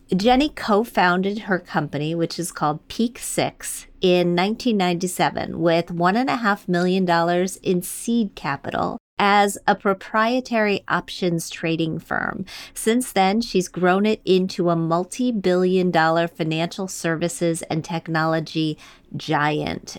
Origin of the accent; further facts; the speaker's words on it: Wisconsin, United States; moved away as an adult; also born or lived in Michigan; I was born in Michigan, raised in Wisconsin, went to the big city after college